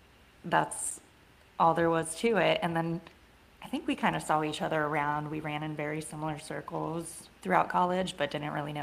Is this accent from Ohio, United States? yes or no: yes; Columbus, Ohio, United States; also born or lived in Cincinnati, Ohio; I am back in my hometown